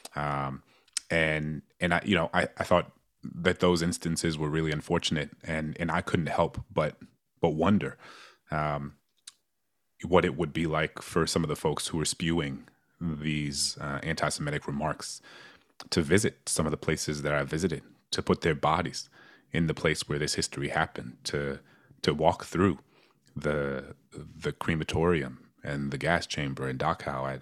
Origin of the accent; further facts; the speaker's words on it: New Orleans, Louisiana, United States; my hometown in New Orleans